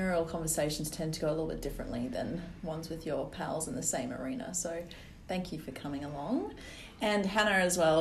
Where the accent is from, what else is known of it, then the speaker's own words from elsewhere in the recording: South Africa; now in Perth, Australia; I'm South African?